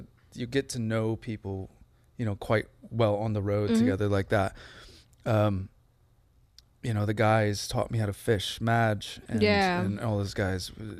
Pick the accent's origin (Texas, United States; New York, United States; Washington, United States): Washington, United States; Seattle; my growing up in Seattle, you know, in the church